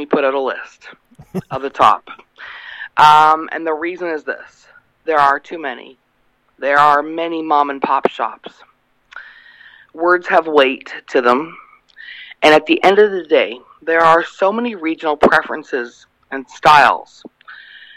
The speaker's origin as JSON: {"language": "English", "country": "Canada", "moved": "yes", "lives_now": "United States", "said": "I'm originally from Canada. I live in the U.S."}